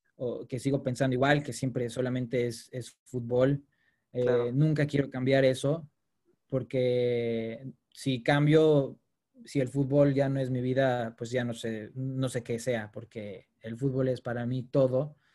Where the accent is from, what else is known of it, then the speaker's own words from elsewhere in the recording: Mexico; moved away as an adult; now in United Kingdom; siendo mexicano